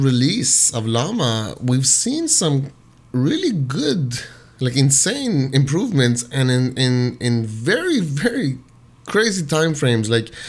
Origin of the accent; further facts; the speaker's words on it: Toronto, Ontario, Canada; and I'm originally from Toronto, you know, back and forth a lot of U.S. and whatnot. But, you know, definitely spent majority of my life, most of my life, in Toronto